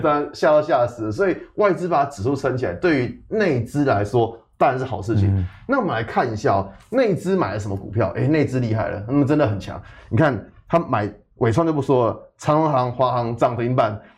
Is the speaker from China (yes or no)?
no; Taiwan; 我们台湾人